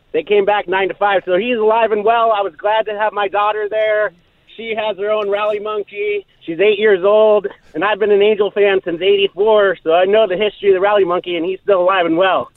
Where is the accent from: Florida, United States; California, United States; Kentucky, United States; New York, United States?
California, United States; Whittier; As a kid growing up in Orange County